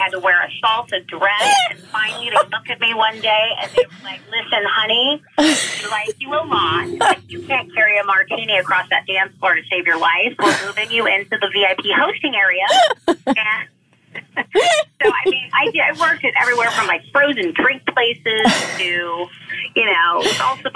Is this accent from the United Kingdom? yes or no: no; Los Angeles, California, United States; I am born and raised in California, Southern California, specifically Los Angeles